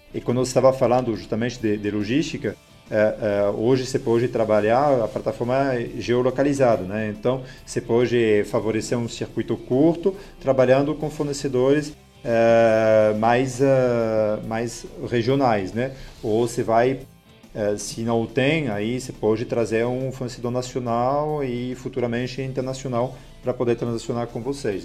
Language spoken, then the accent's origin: Portuguese; France; Portuguese is a second language; moved away as an adult; also born or lived in Lyon, France / São Paulo, Brazil; now in Brazil; não sou nativo do, do Brasil, né? sou, sou francês